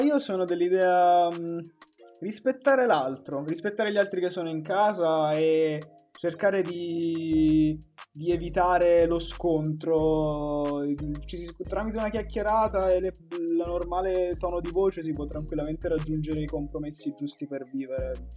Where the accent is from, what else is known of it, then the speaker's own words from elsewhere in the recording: Pescara, Abruzzo, Italy; moved away as an adult; now in Milan, Italy; sempre di Pescara, eh, storico